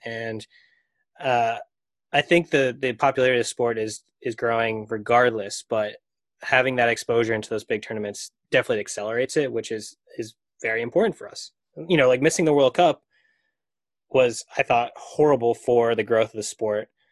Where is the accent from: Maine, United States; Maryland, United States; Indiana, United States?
Maine, United States; I grew up in Maine.